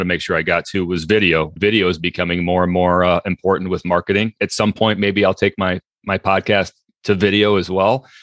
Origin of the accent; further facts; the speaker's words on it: Iowa, United States; moved away; I grew up as a kid in a very, uh, rural part of Iowa